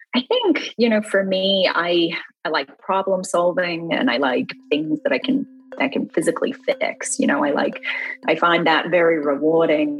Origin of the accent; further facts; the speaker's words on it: Melbourne, Victoria, Australia; also born or lived in Western Australia; I grew up in Australia um, in a city called Melbourne.